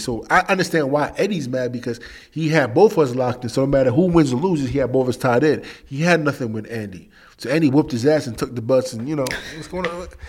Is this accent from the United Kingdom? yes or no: yes; England, United Kingdom; I'm from England. I hear it all the time.